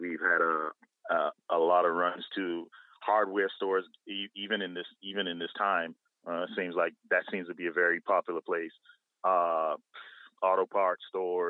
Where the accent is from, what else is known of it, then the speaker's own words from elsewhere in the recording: Bahamas; now in Atlanta, United States; I'm from the Bahamas originally, both me and my business partner. However, I reside in Atlanta